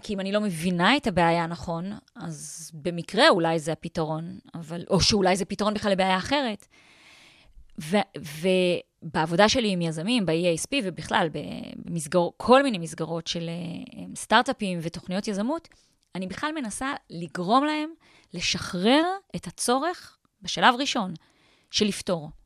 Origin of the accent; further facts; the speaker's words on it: Tel Aviv, Tel Aviv District, Israel; אני בן אדם חילוני לגמרי, אני תל אביבית